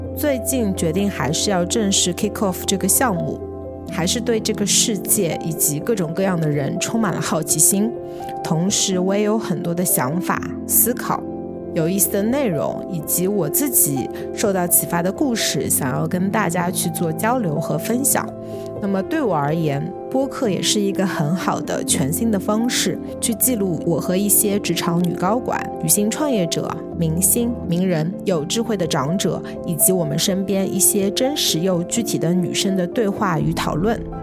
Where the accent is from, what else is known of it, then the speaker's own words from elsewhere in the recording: China; also born or lived in Shanghai; 只有我一个人是来自中国